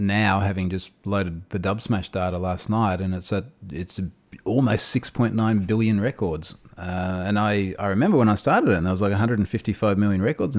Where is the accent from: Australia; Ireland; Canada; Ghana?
Australia; I'm an Australian security researcher